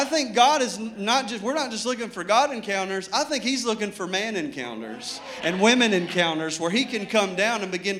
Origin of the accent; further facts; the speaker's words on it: Arkadelphia, Arkansas, United States; I grew up camping on Low Freight River down in Arkadelphia, Arkansas